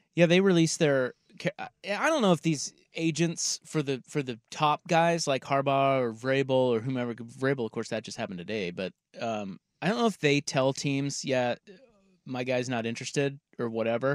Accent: Midwest, United States; moved away as an adult; now in Portland, United States; being from the Midwest, growing up in the Midwest

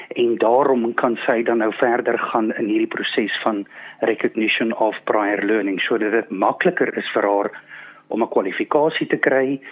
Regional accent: South Africa; ek as Suid-Afrikaner

